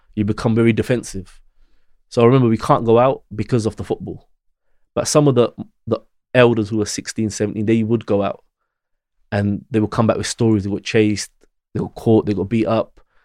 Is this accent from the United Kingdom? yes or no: yes; United Kingdom; I'm British. I was born here, but you don't feel British